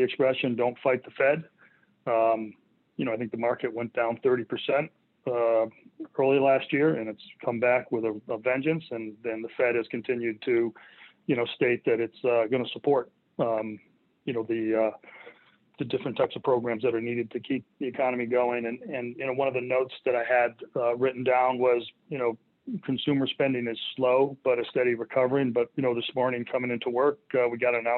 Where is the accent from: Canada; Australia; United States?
United States; Connecticut; I was born in Connecticut